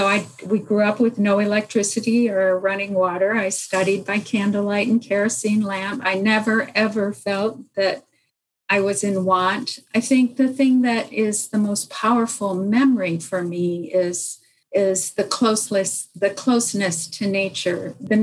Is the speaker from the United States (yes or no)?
no; DR Congo; English is a second language; I was born and raised in the Congo. So there are two Congos. There's the Democratic Republic of Congo, which was a Belgian colony.